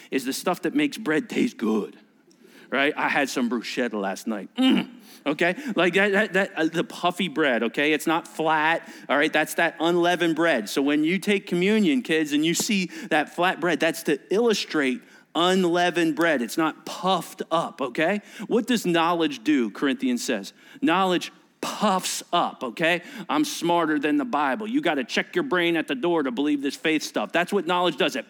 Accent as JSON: {"language": "English", "country": "United States", "said": "being an American kid, I didn't really understand some of this Jewish language"}